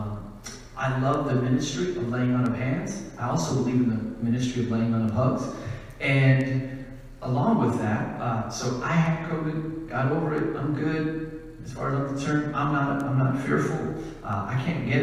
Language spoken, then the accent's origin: English; Ankeny, Iowa, United States; I am from Ankeny, Iowa, just on the north edge of our capital, Des Moines, Iowa.